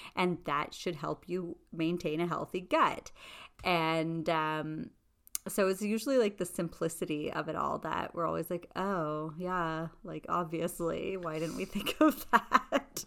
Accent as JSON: {"language": "English", "town": "Toronto", "region": "Ontario", "country": "Canada", "said": "we're two girls from Scarborough, Ontario"}